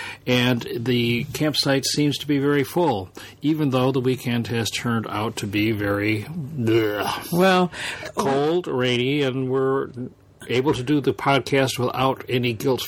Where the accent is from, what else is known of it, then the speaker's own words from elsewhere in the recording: Midwest, United States; because we're from the Midwest.